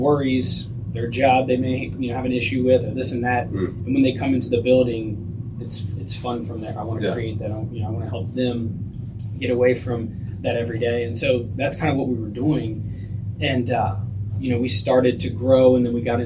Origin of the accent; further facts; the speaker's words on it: Cincinnati, Ohio, United States; I grew up spending time on Coleraine Avenue